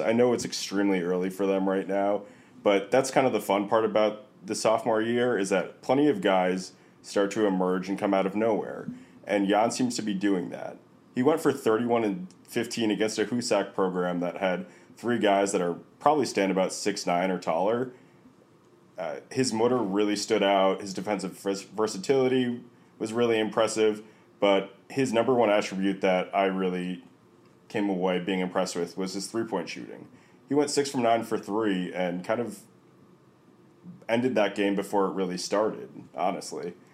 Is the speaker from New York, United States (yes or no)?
yes; New York, United States; as a New Yorker